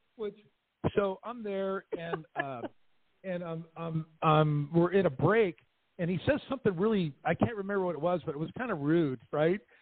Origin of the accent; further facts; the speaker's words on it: Southern California, United States; I grew up in Southern California